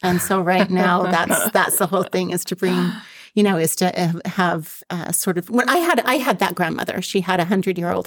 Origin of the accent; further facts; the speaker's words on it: Salt Lake City, Utah, United States; also born or lived in Bountiful, Utah; I was born in Salt Lake. We moved to Bountiful for a short period of time, moved back to Salt Lake when I was 8 years old